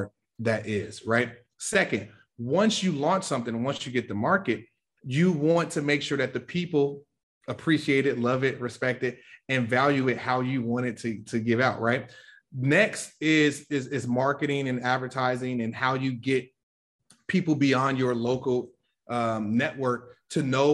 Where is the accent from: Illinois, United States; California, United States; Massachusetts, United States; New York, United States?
Illinois, United States; Chicago; I'm from the South Side of Chicago, Inglewood, very, very tough areas